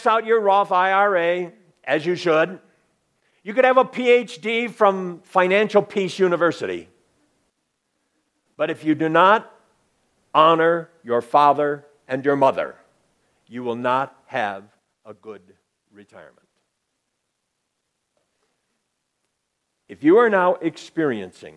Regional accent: Cleveland, Ohio, United States; I grew up in Cleveland, Ohio

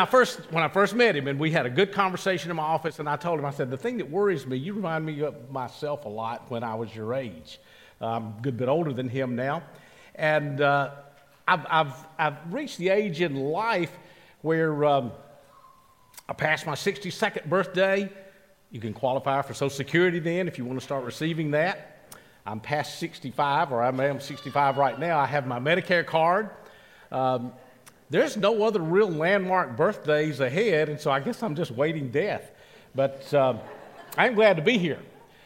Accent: Columbus, Mississippi, United States; moved away; I went back home. I'm a product of the Mississippi school system. I'm from Columbus, Mississippi

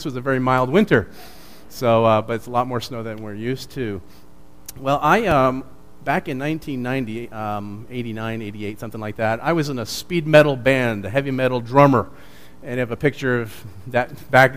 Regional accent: New Jersey, United States; moved away; also born or lived in Chicago; I was born and raised in New Jersey

